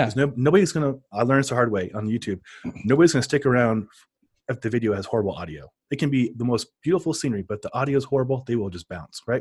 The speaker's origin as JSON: {"language": "English", "town": "Omaha", "region": "Nebraska", "country": "United States", "tie": "born or raised there", "moved": "yes", "lives_now": "Denver, United States", "said": "I grew up in Omaha, too, so I, I know the culture there"}